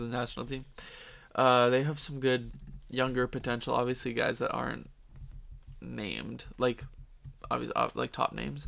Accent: Canada; we're Canadian

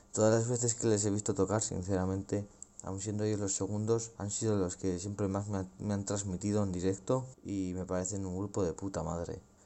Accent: Logroño, La Rioja, Spain; also born or lived in Amurrio; en mi propia ciudad

